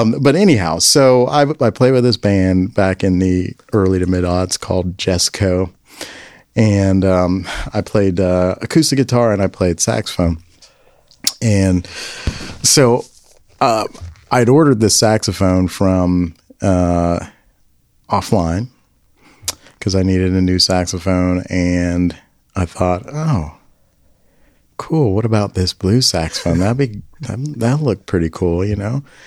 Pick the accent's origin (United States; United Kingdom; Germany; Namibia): United States; Memphis, Tennessee; moved away as an adult; I grew up in Memphis